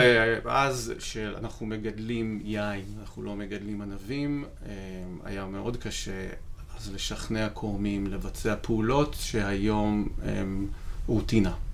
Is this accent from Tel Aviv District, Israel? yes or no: no; Rishon LeZion, Central District, Israel; נולדתי וגדלתי בראשון לציון